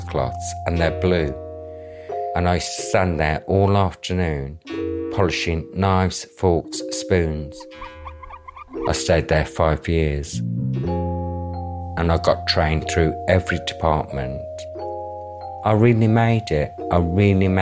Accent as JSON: {"language": "English", "town": "Wolverhampton", "region": "West Midlands", "country": "United Kingdom", "tie": "born or raised there", "said": "I grew up in the Midlands in a place called Wolverhampton."}